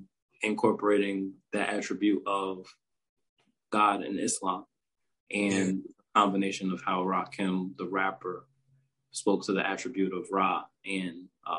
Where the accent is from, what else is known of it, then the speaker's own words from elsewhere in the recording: New York, United States; when I was growing up in New York